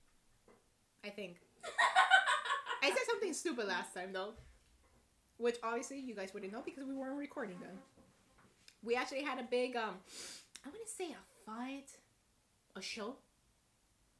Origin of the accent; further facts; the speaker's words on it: United States; we're from America